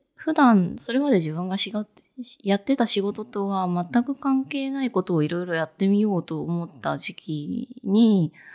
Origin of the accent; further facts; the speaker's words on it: Fukuoka, Japan; moved away as an adult; also born or lived in Tokyo; 私福岡で育って、福岡の大学卒業して、就職のために東京に出てきたので